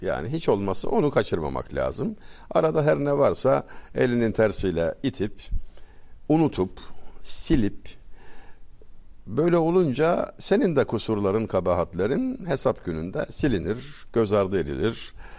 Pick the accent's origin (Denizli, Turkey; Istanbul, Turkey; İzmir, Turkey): Denizli, Turkey; Çameli; moved away; Denizli Çameliliyim. Küçücük bir ilçe.